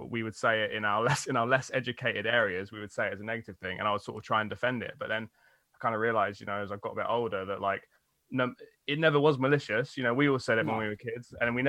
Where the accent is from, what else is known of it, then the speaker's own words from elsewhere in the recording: United Kingdom; now in London, United Kingdom; We're all from the South